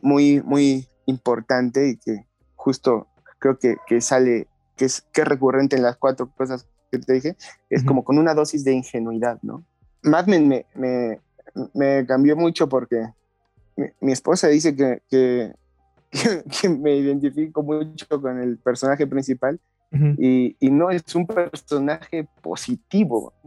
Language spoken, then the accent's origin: Spanish; Mexico; now in Mexico City, Mexico; yo no soy de aquí de la Ciudad de México, yo soy de un lugar entre Hidalgo y la Ciudad de México